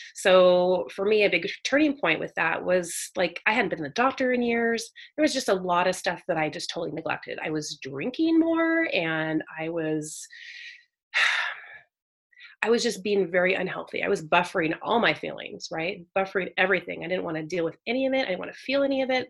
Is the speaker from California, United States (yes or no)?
yes; Northern California, United States; also born or lived in San Jose, California; Northern California raised, so I was born in Silicon Valley, San Jose area. Mm-hmm but then moved around a lot as a kid so went to a lot of different schools and but all in northern california